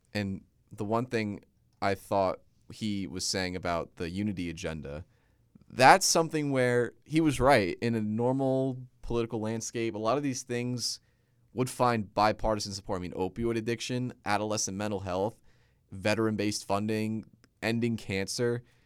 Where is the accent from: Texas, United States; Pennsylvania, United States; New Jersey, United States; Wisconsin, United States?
New Jersey, United States; my home state of Jersey